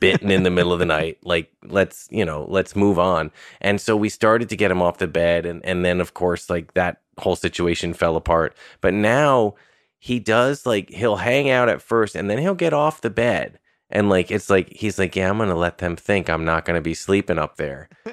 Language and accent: English; Irvington, New York, United States; I was born in eighty-two and I grew up in Westchester.